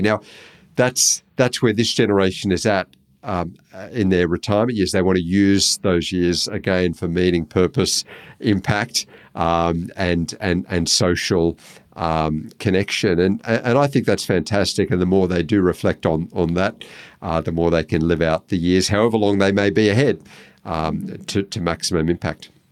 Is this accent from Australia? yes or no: yes; Australia